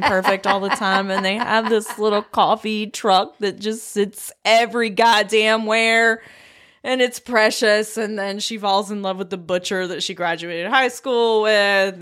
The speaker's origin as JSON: {"language": "English", "area": "Blue Ridge Mountains", "region": "Appalachia", "country": "United States", "tie": "born or raised there", "said": "my hometown, like, Appalachia, like, Blue Ridge Mountains"}